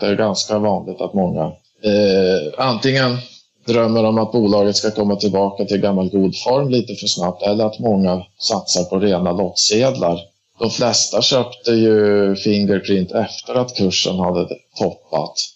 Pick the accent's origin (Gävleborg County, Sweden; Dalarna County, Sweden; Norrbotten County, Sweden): Dalarna County, Sweden; also born or lived in Stockholm area; now in Stockholm, Sweden; Jag är ursprungligen från Dalarna men Sen 2000 bor jag i, i Stockholmsområdet